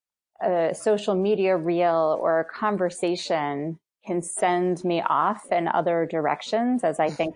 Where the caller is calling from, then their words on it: Philadelphia, Pennsylvania, United States; I'm calling in right now from Mount Airy, right in the northwest suburbs or northwest direction from Philadelphia.